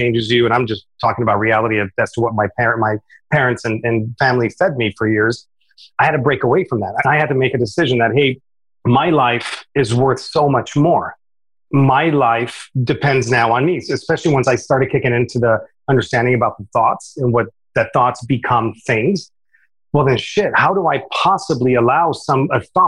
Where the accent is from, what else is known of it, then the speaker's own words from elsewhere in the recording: Romania; now in United States; I was brought up in Romania, came to America